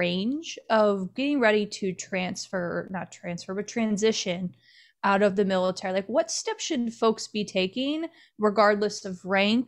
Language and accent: English; Cleveland, Ohio, United States; I grew up in Cleveland